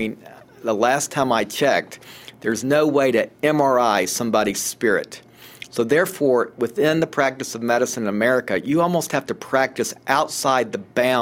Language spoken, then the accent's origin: English; Atlanta, Georgia, United States; I grew up in Atlanta